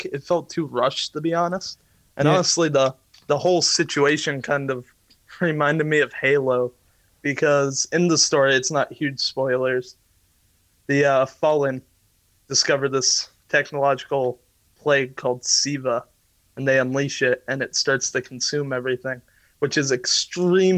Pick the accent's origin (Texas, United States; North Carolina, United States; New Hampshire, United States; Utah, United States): New Hampshire, United States; I'm from New Hampshire